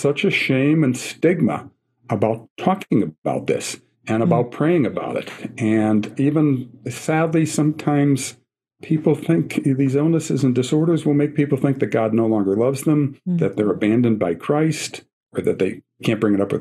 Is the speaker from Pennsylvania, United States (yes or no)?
yes; Scranton, Pennsylvania, United States; I'm from Scranton, Pennsylvania, the Diocese of Scranton, home of the office, and President Joe Biden's hometown